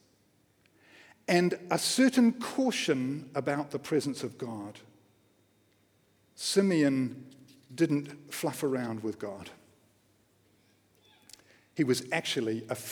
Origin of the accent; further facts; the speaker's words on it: Wellington, New Zealand; I grew up in Wellington, just down the road